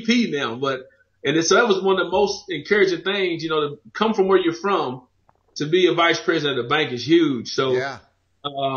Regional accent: Knoxville, Tennessee, United States; moved away as an adult; also born or lived in Memphis, Tennessee; now in Nashville, United States; I'm from Knoxville, went to school in Nashville to go to school

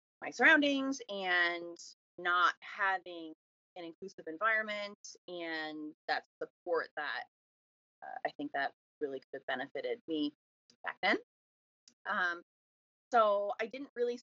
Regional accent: Miramichi, New Brunswick, Canada; I am from Miramichi, New Brunswick

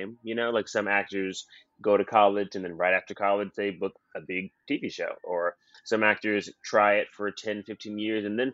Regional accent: Camden County, Georgia, United States; moved away; also born or lived in New York; I am from Camden County, Georgia. Some people think that I am from New York because I lived there just as long

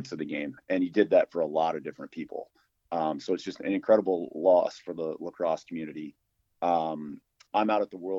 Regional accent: Syracuse, New York, United States; moved away; growing up in upstate New York, growing up in the Syracuse area.

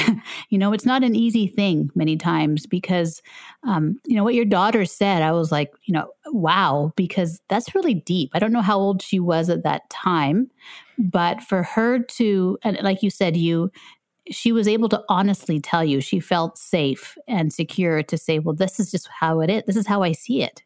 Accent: Canada; I'm from Canada

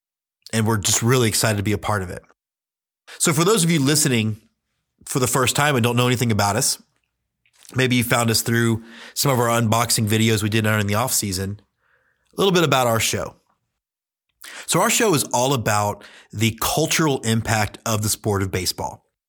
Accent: Houston, Texas, United States; I grew up in Houston, Texas, did not know anything about minor league baseball. I'm 44

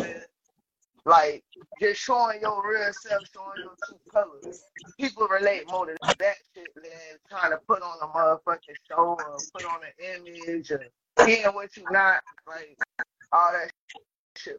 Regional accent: Palm Beach, Florida, United States; I grew up out there

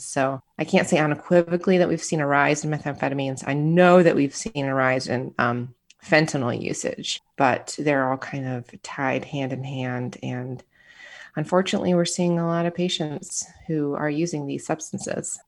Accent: Michigan, United States; moved away; also born or lived in Florida / Arizona / California / Illinois; I am a Midwesterner at heart, born and raised in Michigan, and then I started moving around the country

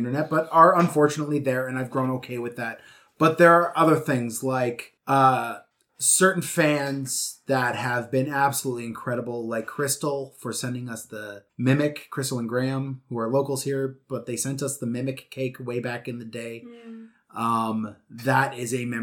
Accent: Canada; I'm Canadian

